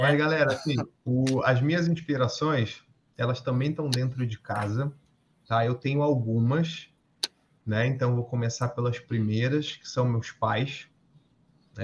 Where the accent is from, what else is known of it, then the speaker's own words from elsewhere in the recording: São Paulo, Brazil; also born or lived in Manaus; Tinha um pouco mais de um ano a gente se mudou para São Paulo